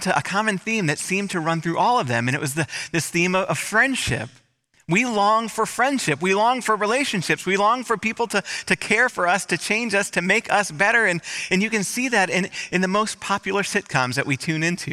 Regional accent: Michigan, United States; moved away; in my hometown, in my home state. I was speaking for a whole week in Michigan

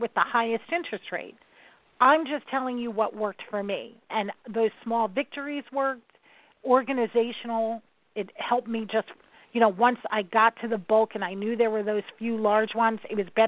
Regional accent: New York, United States; I'm from New York

